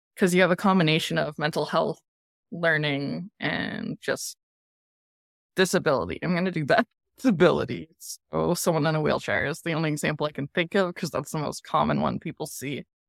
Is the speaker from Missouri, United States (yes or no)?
no; Colorado, United States; also born or lived in Bakersfield, California / Florida; majority of my life has now been in Colorado